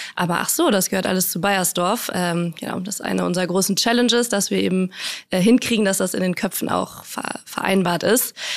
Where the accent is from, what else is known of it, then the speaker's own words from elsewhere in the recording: Münster, North Rhine-Westphalia, Germany; moved away as an adult; now in Hamburg, Germany; Ich bin ähm, in Münster aufgewachsen, ganz behütet